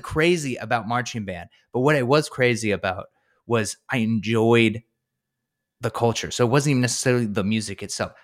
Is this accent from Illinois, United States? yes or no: no; North Carolina, United States; I'm from North Carolina